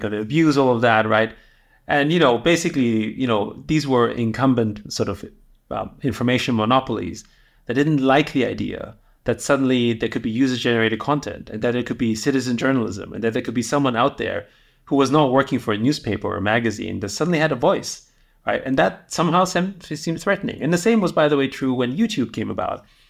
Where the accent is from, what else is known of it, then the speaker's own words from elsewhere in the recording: Austria; moved away; I grew up in Austria, um, in the seventies and eighties